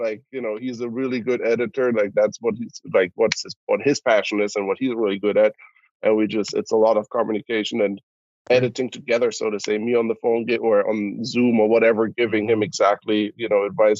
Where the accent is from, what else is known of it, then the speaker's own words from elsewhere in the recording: Cologne, North Rhine-Westphalia, Germany; moved away; I'm born and raised in Cologne, Germany